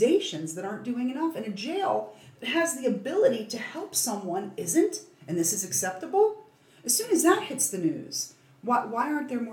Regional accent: United States

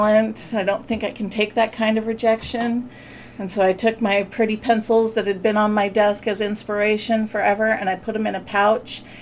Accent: Wyoming, United States; I grew up in Wyoming

